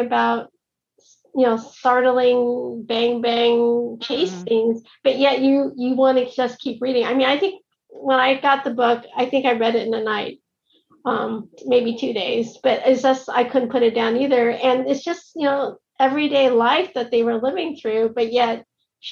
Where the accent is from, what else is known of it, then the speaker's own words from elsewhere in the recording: United States; as an American